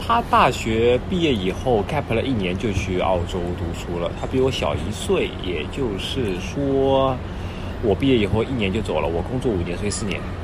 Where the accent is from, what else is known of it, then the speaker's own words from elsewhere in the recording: Shanghai, China; moved away as an adult; 我是从小出生在上海嘛